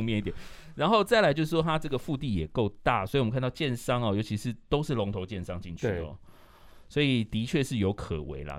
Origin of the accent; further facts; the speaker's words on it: Taipei, Taiwan; 我是在南港出生